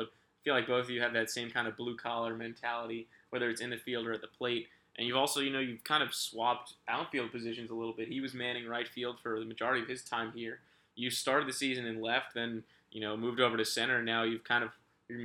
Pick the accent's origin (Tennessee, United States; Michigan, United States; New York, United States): New York, United States; moved away as an adult; now in Maryland, United States; I'm from New York personally